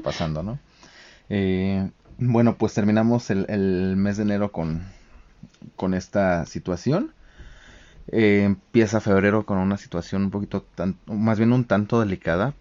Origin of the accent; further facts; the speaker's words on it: Mexico; como mexicanos